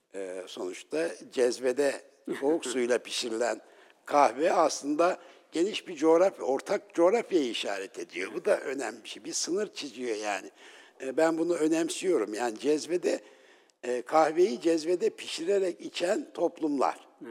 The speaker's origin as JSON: {"language": "Turkish", "town": "Ünye", "region": "Ordu", "country": "Turkey", "tie": "born or raised there", "said": "ben e, Ünyeliyim"}